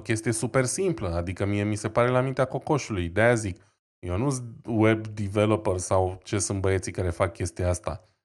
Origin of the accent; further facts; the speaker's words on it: Romania; suntem și români